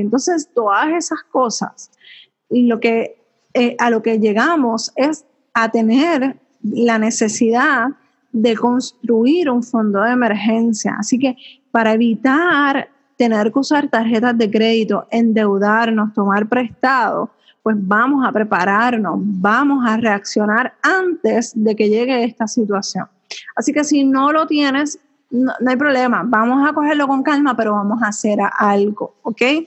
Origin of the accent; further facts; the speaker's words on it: Puerto Rico; mi pueblo, de mi país